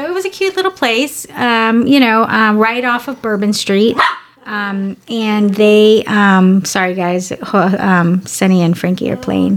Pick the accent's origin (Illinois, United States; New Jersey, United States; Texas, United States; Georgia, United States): Texas, United States; San Antonio; I'm a San Antonian, and, in San Antonio... People are a different kind of nice